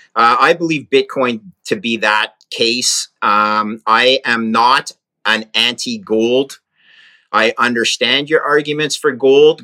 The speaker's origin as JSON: {"language": "English", "country": "Canada", "said": "I'm a Canadian, but I'm in Maine right now."}